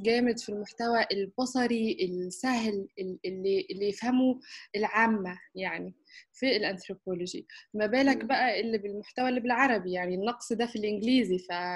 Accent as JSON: {"language": "Arabic", "country": "Egypt", "also_born_or_lived": "Istanbul, Turkey / United Kingdom", "said": "انا آه، مصرية"}